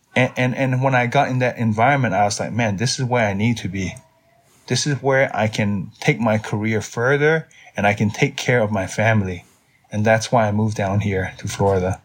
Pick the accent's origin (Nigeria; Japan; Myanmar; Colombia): Myanmar; now in United States; I grew up in Myanmar.